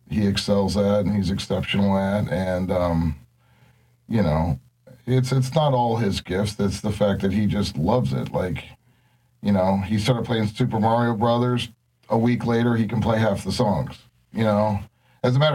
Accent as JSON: {"language": "English", "town": "Cleveland", "region": "Ohio", "country": "United States", "moved": "yes", "lives_now": "New Orleans, United States", "said": "I'm originally from Cleveland, Ohio"}